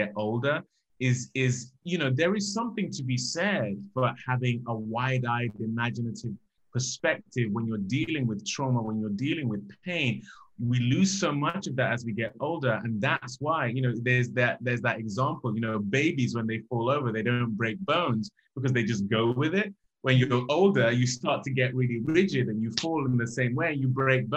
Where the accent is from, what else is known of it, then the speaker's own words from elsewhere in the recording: Nigeria; growing up in Nigeria